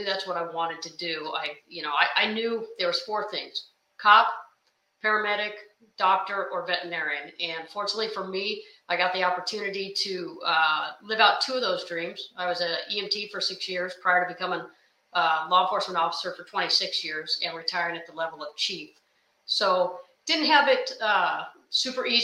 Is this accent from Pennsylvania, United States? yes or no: no; Sacramento, California, United States; I grew up in Sacramento, California.